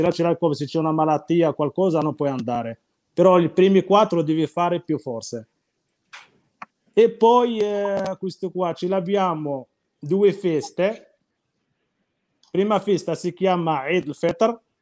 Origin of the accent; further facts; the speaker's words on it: Morocco; Italian is a second language; now in Italy; Il mio paese dove abito io